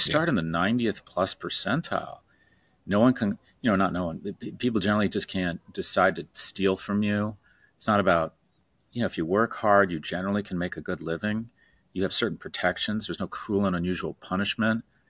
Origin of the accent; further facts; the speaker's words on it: California, United States; I was born in the Ca-, California in the sixties